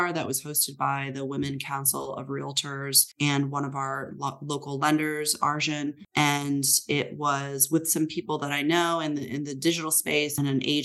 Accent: Midwest, United States; now in San Francisco, United States; I'm from the Midwest

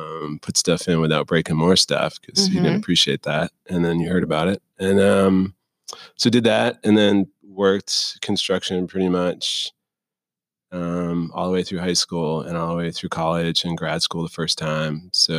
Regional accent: Clearwater, Florida, United States; So, the formative years, as you like to call them, were in Clearwater, Florida.

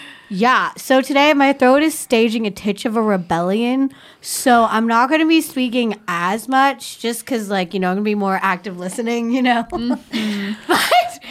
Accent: California, United States; Our we're from NorCal. I was going to say Northern California and NorCal at the same time.

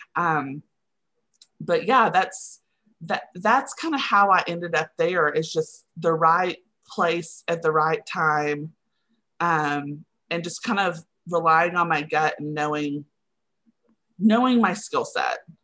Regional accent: Henrietta, Texas, United States; now in Austin, United States; I currently live in Austin, Texas, but I grew up in Henrietta, Texas, which is right outside of Wichita Falls

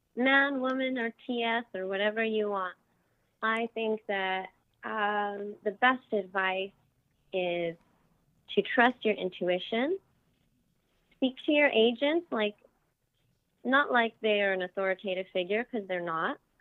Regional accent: Las Vegas, Nevada, United States; my hometown of Las Vegas

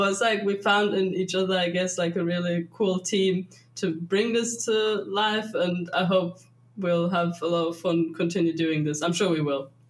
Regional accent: Germany; since Ashley's from the US and I'm from Germany

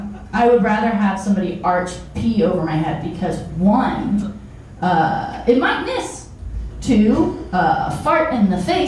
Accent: Chicago, Illinois, United States; I'm from Chicago.

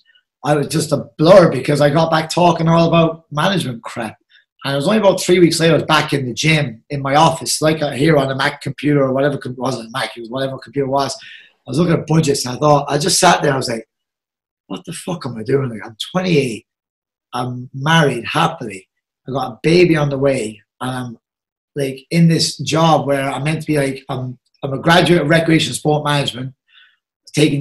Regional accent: Carroll, Munster, Ireland; I'm from Carroll

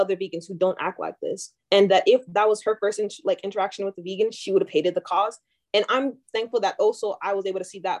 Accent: Nigeria; moved away; also born or lived in Calgary, Canada; I'm from Nigerian

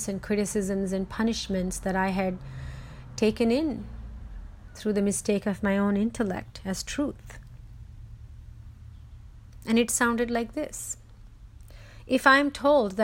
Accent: India; moved away; When I was growing up in India

